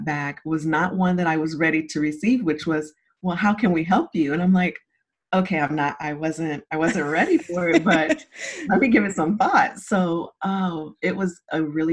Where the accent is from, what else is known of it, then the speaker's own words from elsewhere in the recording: Zephyrhills, Florida, United States; also born or lived in St. Petersburg, Florida; I was born in St. Petersburg, Florida, raised in Zephyr Hills, Florida